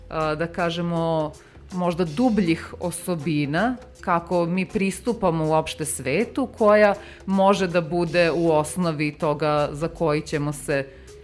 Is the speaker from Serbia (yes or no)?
yes; Serbia